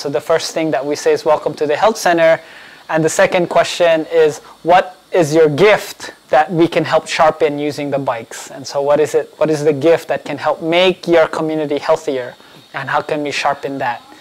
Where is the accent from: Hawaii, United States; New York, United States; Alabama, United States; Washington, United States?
Hawaii, United States; Honolulu; also born or lived in Philippines; I was born in the Philippines, grew up here in Hawaii, and went to school all my life, lived all my life here in Kalihi